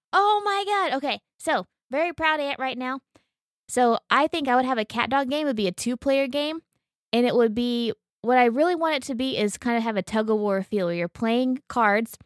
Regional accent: Oklahoma, United States; we're from Oklahoma and we're hikers

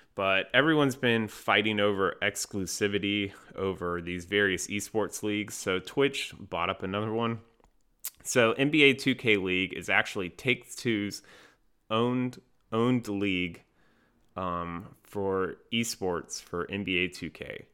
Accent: North Carolina, United States; I'm from North Carolina.

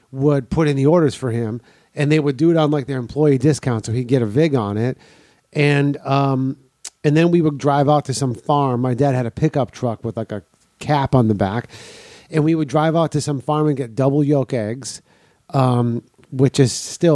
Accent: Milwaukee, Wisconsin, United States; I grew up on the South Side, which is entirely blue collar.

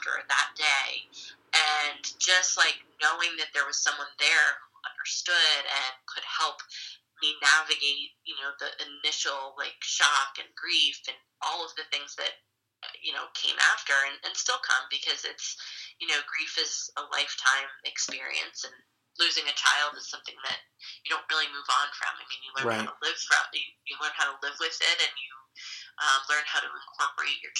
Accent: Wall, New Jersey, United States; also born or lived in Binghamton, New York; the Tears Foundation is actually based in my hometown of Wall

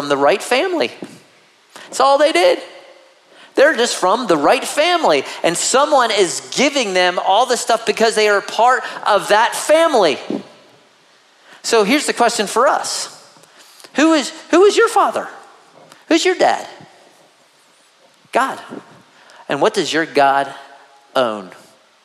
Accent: United States; as an American

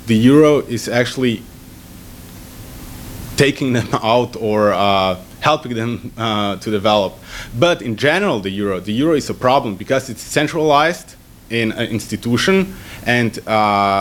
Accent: Slovenia; I'm from Slovenia

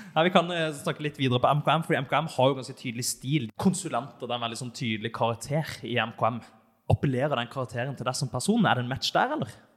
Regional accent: Elverum, Innlandet, Norway; jeg er født i Elverum

